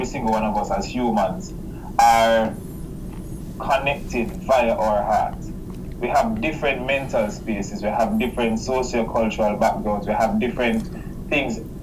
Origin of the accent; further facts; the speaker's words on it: Jamaica; I'm from Jamaica